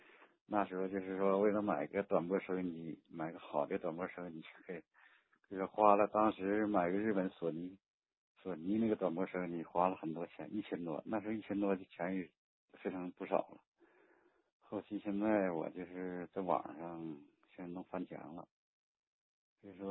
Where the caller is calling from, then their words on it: Jilin, China; 呃，我是吉林。